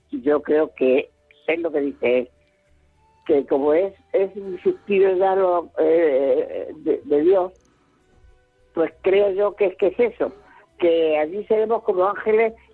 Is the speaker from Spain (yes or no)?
yes; Spain; Soy español.